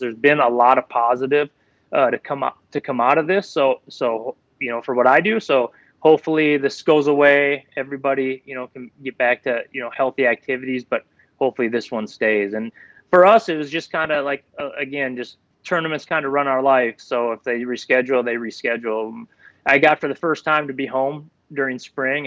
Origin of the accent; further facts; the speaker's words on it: Minnesota, United States; I was born and raised in Minnesota